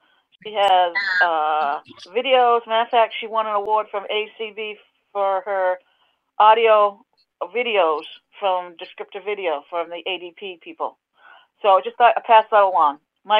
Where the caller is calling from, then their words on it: Falmouth, Massachusetts, United States; I'm from Falmouth, Massachusetts on Cape Cod.